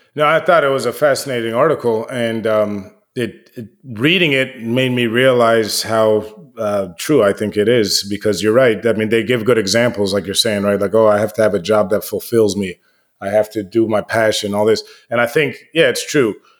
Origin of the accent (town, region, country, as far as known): United States